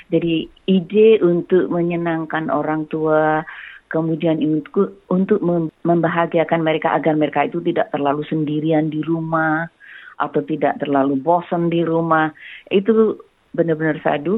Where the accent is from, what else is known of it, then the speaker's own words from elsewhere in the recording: Java, Indonesia; karena saya dari Jawa, jadi kalau saya belum kenal banget, saya selalu mengatakan Mbak atau Kak atau Bu atau Pak